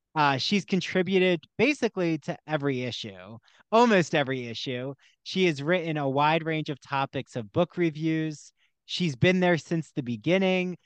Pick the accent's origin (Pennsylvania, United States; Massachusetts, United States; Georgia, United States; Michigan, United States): Pennsylvania, United States; Philadelphia; I'm from the Philly area